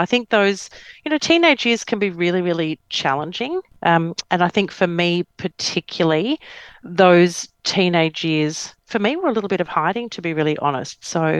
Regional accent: Victoria, Australia; also born or lived in Melbourne / Geelong / Wangaratta; Well, I grew up in country Victoria. So I was born in Melbourne. My dad worked with the bank. So we did a lot of moving. So we went Melbourne, then we went Geelong, then we went Wangaratta, and then we move

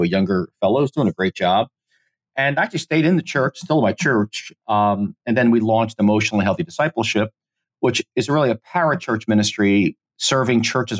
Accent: United States; I'm Italian American

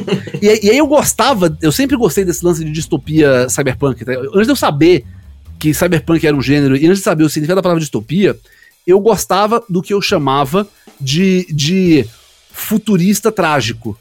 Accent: Recife, Pernambuco, Brazil; Eu não sou paulista, eu não sou carioca, eu sou recifense

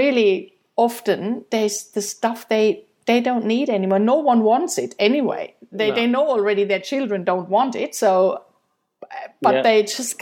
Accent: Germany; moved away; I'm from Germany

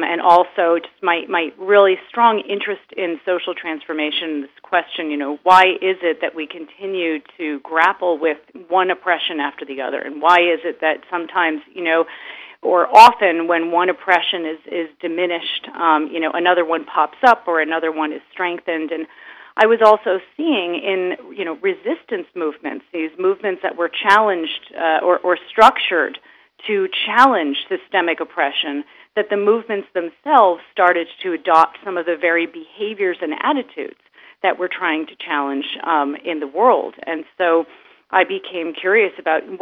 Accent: United States; now in Berlin, Germany; I'm originally American

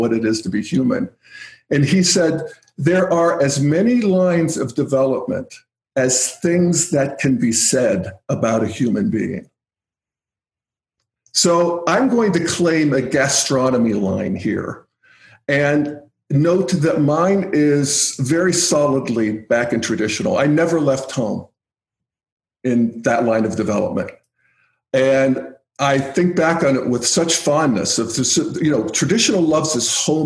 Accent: New Castle, Pennsylvania, United States; now in Boulder, United States; the town I grew up in, Newcastle, Pennsylvania

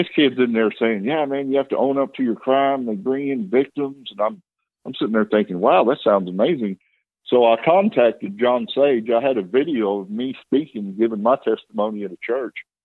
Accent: Amarillo, Texas, United States; I'm from Amarillo. My dad was a bar owner, so that's the lifestyle that I was raised

